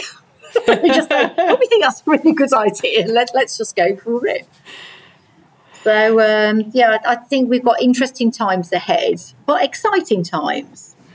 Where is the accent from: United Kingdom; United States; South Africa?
United Kingdom; Midlands; moved away; I'm from the Midlands anyway originally